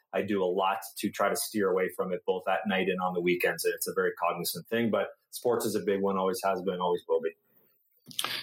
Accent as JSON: {"language": "English", "country": "Canada", "said": "I'm Canadian"}